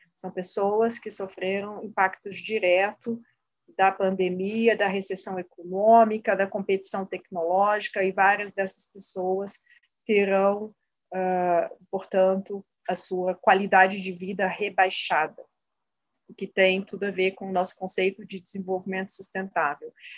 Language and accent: Portuguese; Brazil; como brasileiros e brasileiras